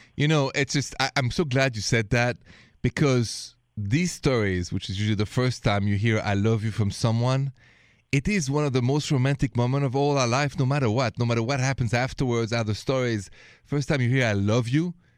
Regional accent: France; accent: French; English is a second language; moved away; This accent is French originally. After even 20 years of English lessons, the accent is still there.

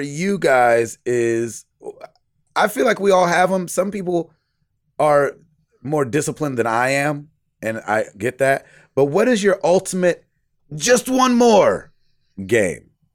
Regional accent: Santa Cruz, California, United States; also born or lived in San Francisco; I was born in Santa Cruz, California, and lived there until my parents divorced

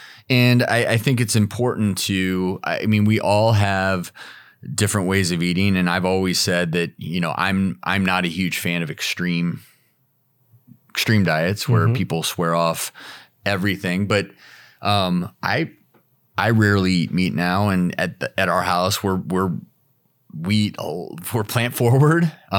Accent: Midwest, United States; So I'm from the Midwest. I still go back to the family farm all the time in Nebraska.

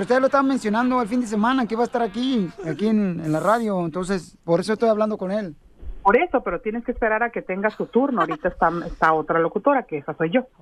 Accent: Sonora, Mexico; soy de Sonora

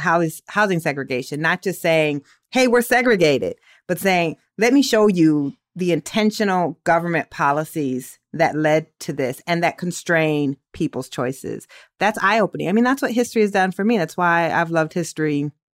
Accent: Waterloo, Iowa, United States; I'm from Waterloo

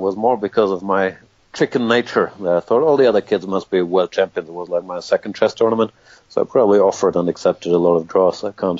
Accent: Hamburg, Germany; English is a second language; also born or lived in Gibraltar; I was born in Hamburg, Germany.

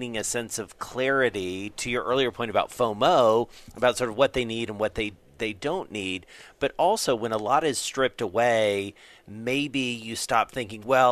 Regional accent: Georgia, United States; now in New York, United States; the state of Georgia, my home state

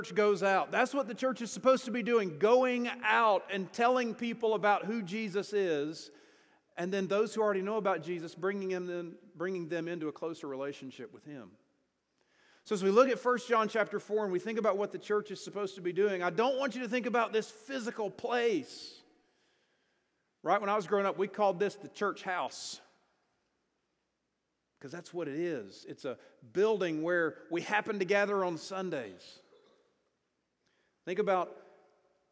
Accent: Greenville, South Carolina, United States; also born or lived in Louisville, Kentucky; now in Salt Lake City, United States; I grew up in Greenville, South Carolina.

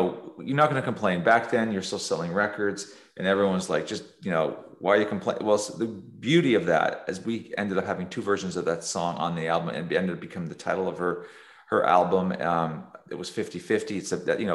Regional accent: south of Toronto, near the American border, Ontario, Canada; I grew up in, you know, south of Toronto, near the American border. I'm a Canadian

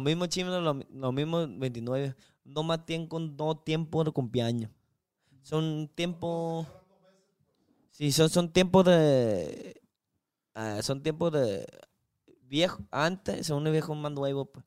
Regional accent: China; Spanish is a second language; moved away as an adult; now in Culiacán, Mexico; soy uno chino una persona china

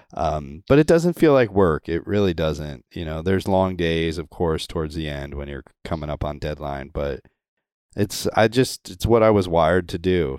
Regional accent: Connecticut, United States; moved away as an adult; now in Florida, United States; I grew up in Connecticut.

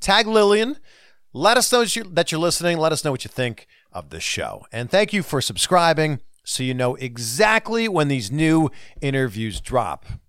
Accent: Canada; Canada. Great country. My country. My home country.

